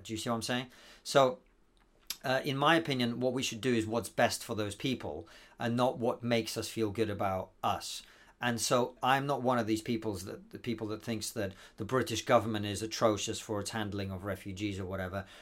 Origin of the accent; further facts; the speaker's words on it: Moscow, Russia; now in United Kingdom; a Jewish dark-skinned kid growing up in Moscow